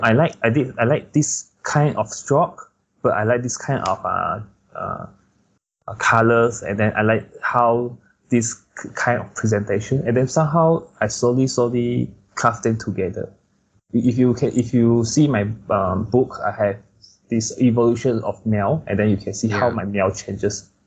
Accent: Kuching, Sarawak, Malaysia; moved away; also born or lived in Malacca; for me I'm from Kuching

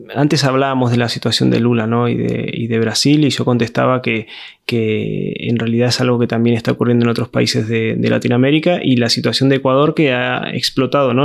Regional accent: Argentina; moved away as an adult; now in Spain; me fui desde Argentina hasta España hace 14 años. Viví durante casi desde que tengo un poco de conciencia política en Argentina la gran crisis neoliberal que fueron los años 90 en Argentina.

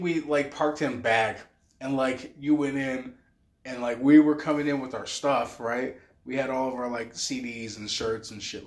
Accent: Utah, United States; I'm from Utah

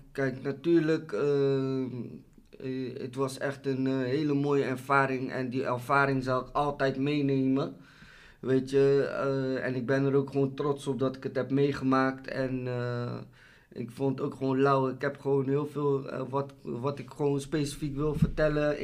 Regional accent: Rotterdam, South Holland, Netherlands; ik kom uit Rotterdam

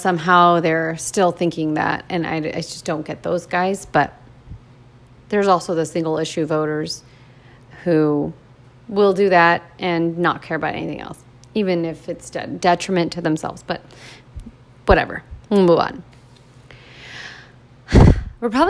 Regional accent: United States; I was born in America

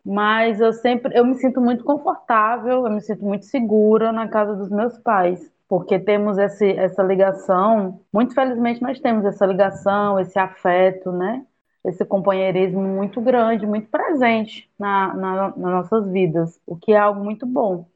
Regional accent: Camocim, Ceará, Brazil; moved away as an adult; also born or lived in Sobral / Rio de Janeiro / Redenção; now in Fortaleza, Brazil; sou de Camocim, tenho 32 anos

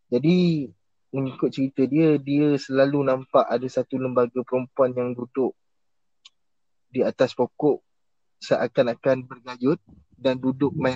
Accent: Ipoh, Perak, Malaysia; also born or lived in Melaka / Selangor / Terengganu; So aku asal orang Ipoh. Lepas tu aku pindah Melaka, balik ke Ipoh. Pergi Perak, Lepas tu pergi daripada Perak pindah ke Selangor, Selangor Terengganu balik ke Selangor.

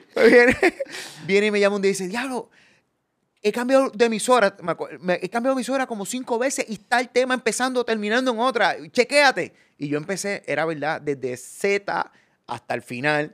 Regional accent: Puerto Rico; ser profeta en mi tierra. Porque yo, viajo y hago show, pero yo no pude desarrollar más mi carrera en aquellos tiempos porque no podía salir de Puerto Rico

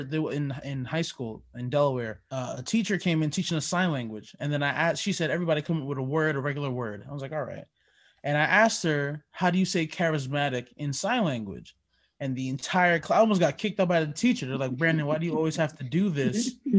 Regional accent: Jamaica; moved away; So my dad, well, I'm Jamaican. We immigrated to this country, and he pretty much had to follow the books

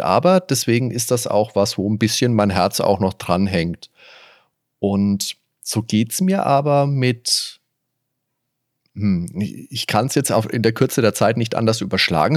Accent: Veitshöchheim, Bavaria, Germany; bin damals in Veitshöchheim zur Schule gegangen.

